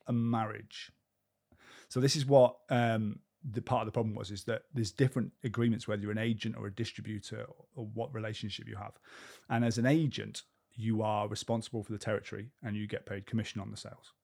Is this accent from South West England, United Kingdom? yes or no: yes; Cheltenham, South West England, United Kingdom; we used to ride the footpaths on Leckhampton Hill where I grew up in Cheltenham for all the time